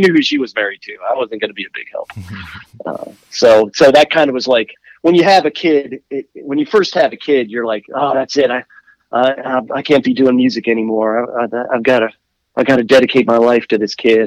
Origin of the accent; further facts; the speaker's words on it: Washington, District of Columbia, United States; moved away; I was born in Washington D.C.